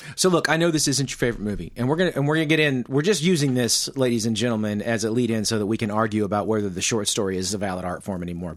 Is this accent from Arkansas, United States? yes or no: yes; Mena, Arkansas, United States; I come from Mena